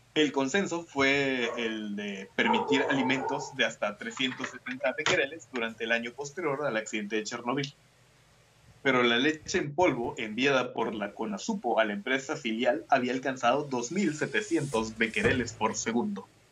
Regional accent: Mexico; soy mexicano

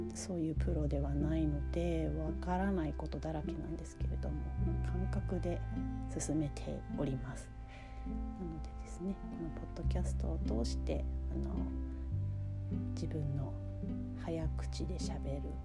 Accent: Kagoshima, Japan; 私の地元がですね鹿児島県なんですね九州にあるんですけれども

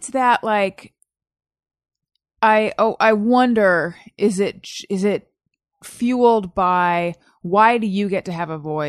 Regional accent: Orange County, California, United States; I'm from Orange County.

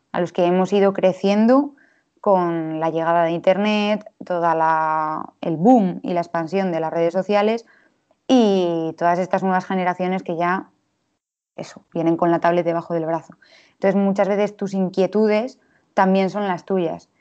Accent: Valladolid, Castile and León, Spain; nací en Valladolid en 1996

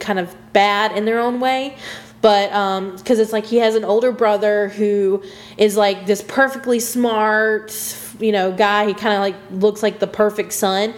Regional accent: United States; I'm from America

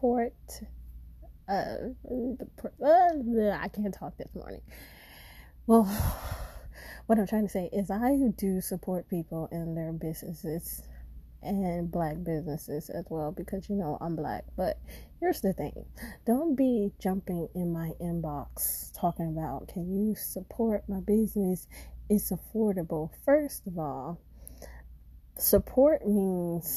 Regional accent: Florida, United States; also born or lived in St. Petersburg, Florida; I'm from Florida

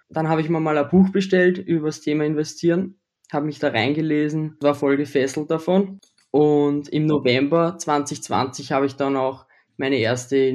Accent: Austria; ich bin aus Österreich, ich bin 19 Jahre alt und wohne in der Nähe von Wien.

